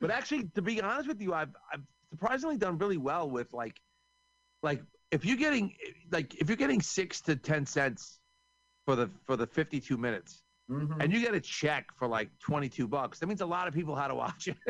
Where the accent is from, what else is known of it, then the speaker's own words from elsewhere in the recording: New York, United States; I'm from New York